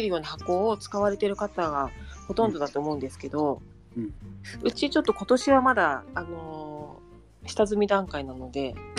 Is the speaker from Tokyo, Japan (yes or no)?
no; Saitama, Japan; also born or lived in Nagano; now in Shiojiri, Japan; 埼玉出身